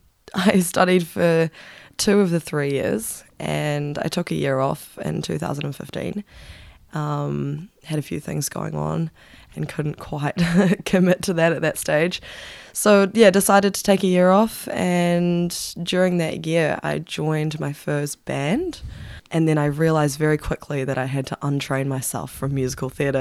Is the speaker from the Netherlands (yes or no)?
no; Auckland, New Zealand; In Auckland, originally